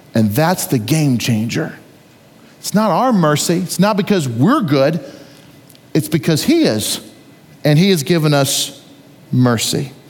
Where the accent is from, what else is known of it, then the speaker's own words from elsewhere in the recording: United States; As an American citizen